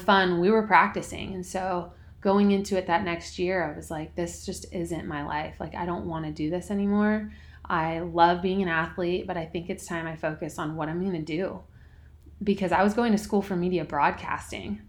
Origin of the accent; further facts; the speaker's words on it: Orange County, California, United States; moved away as an adult; also born or lived in Boise, Idaho; I grew up in Orange County, California